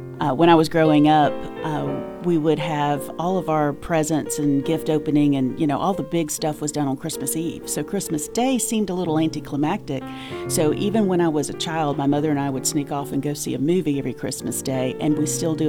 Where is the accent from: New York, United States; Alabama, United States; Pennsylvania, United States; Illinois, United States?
Alabama, United States; Calera; I'm from Calera, Alabama.